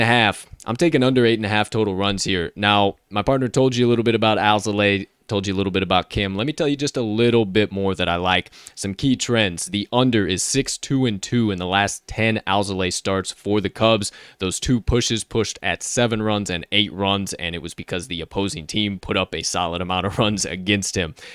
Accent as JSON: {"language": "English", "town": "Chicago", "region": "Illinois", "country": "United States", "tie": "born or raised there", "said": "my hometown favorite, Chicago Cubbies"}